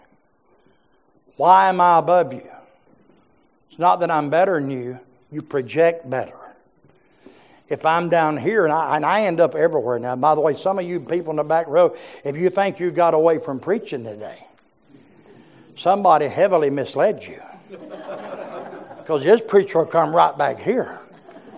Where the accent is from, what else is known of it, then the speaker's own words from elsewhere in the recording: Jacksonville, Florida, United States; also born or lived in Georgia / South Georgia; I was born inside Georgia, but I was raised in Jacksonville, Florida.